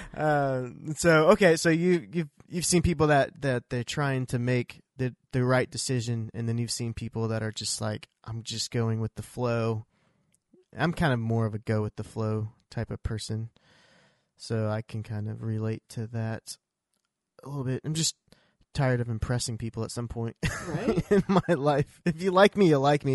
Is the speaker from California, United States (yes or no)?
no; Iowa, United States; also born or lived in Missouri; now in Oklahoma, United States; I grew up in Iowa